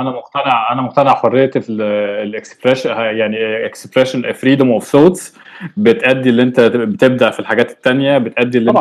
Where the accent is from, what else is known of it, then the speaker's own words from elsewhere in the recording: Egypt; احنا كمصريين دلوقتي في سيليكون فالي